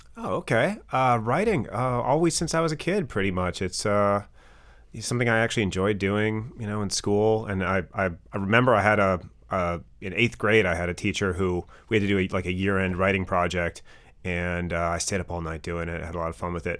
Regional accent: Wisconsin, United States; growing up in Wisconsin, did, did all the regular stuff

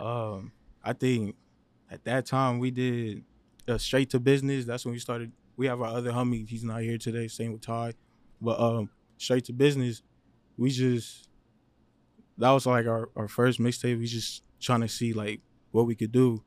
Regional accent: Los Angeles, California, United States; I was born in Los Angeles. I lived all over Los Angeles.

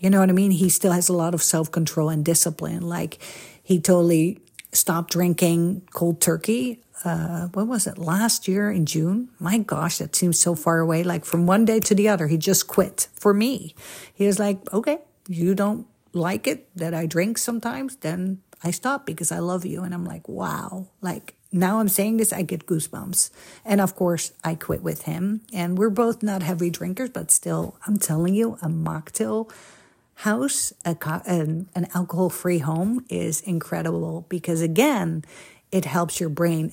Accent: Netherlands; moved away as an adult; also born or lived in Egypt / Italy; now in United States; I am a Dutchie, born and raised in Holland

